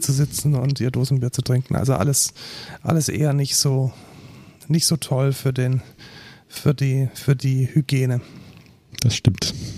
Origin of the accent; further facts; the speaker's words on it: near Munich, Bavaria, Germany; Also ich bin ja aus der Nähe von München